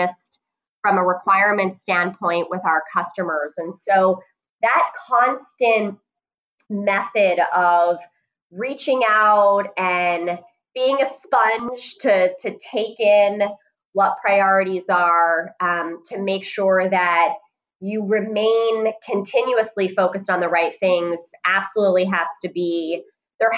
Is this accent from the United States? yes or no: yes; New Jersey, United States; I was born and raised in New Jersey.